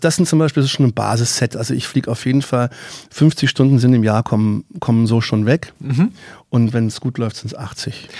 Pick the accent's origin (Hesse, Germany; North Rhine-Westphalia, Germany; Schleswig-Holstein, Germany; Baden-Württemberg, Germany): Baden-Württemberg, Germany; moved away; aus meiner alten Heimat Baden-Württemberg